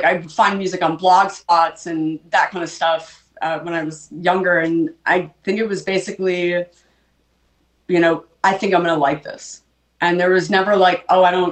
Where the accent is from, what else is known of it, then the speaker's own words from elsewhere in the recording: Long Island, New York, United States; I grew up on Long Island